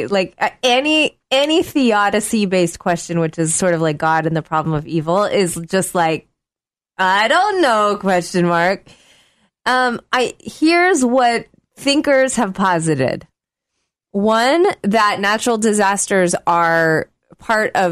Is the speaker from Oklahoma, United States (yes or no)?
yes; Oklahoma, United States; I grew up in Oklahoma